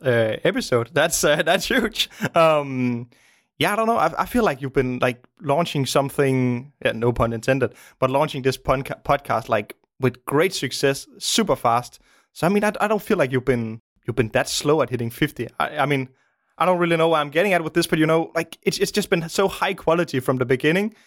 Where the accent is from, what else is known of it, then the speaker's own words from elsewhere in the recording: Denmark; also born or lived in Copenhagen; I live in Denmark, in the, in the suburbs of Denmark. I grew up in the suburbs, um, many years ago